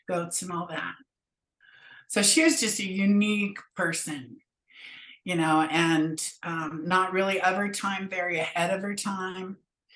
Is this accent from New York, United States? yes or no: no; Fresno, California, United States; moved away as an adult; also born or lived in San Francisco, United States / Eureka, California, United States; I grew up in Fresno